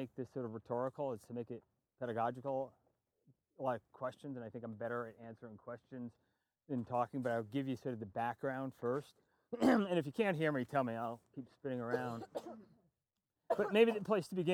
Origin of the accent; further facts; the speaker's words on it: New York City, New York, United States; moved away; I'm from New York City originally, and just across the border on Long Island